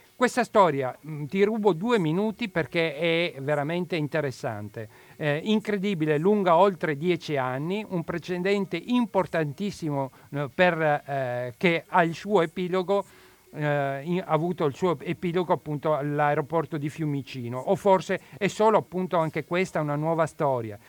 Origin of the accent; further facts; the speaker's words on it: Asmara, Eritrea; now in Italy; Io provengo dal Corno d'Africa